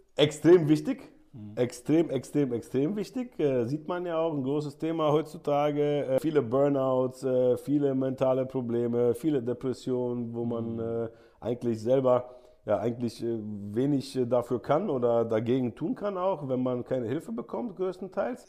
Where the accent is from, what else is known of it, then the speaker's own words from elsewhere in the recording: Germany; also born or lived in Saudi Arabia; als Deutscher